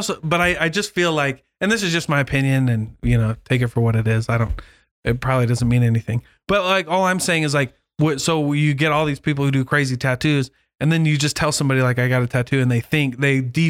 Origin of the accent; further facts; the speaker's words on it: Keokuk, Iowa, United States; I had people in my ward growing up in Keokuk who would go out like in between, like I'm LDS.